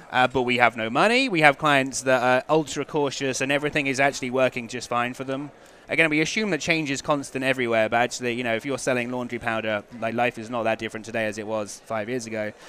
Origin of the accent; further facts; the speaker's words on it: England, United Kingdom; I'm English